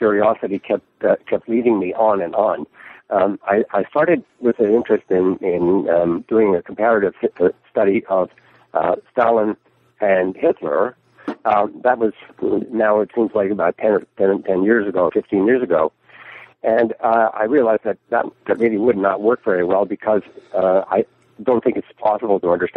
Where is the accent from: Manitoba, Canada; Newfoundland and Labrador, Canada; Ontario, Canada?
Newfoundland and Labrador, Canada; moved away as an adult; also born or lived in London, United Kingdom; now in Florida, United States; I was born and raised in Newfoundland